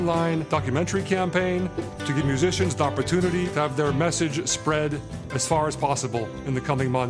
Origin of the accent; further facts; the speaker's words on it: United States; now in Netherlands; I'm an American film producer based in the Netherlands.